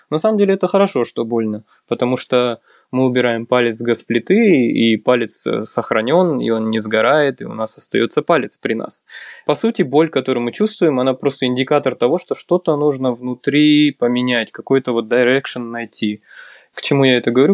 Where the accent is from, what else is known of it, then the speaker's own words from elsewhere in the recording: Karaganda, Karaganda Region, Kazakhstan; moved away as an adult; also born or lived in New York / California; now in Almaty, Kazakhstan; Я из Караганды родом, э, учился, в принципе, школу всё закончил здесь